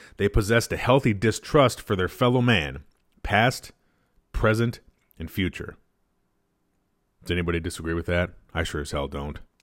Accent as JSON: {"language": "English", "country": "United States", "said": "We're Americans. We are American citizens"}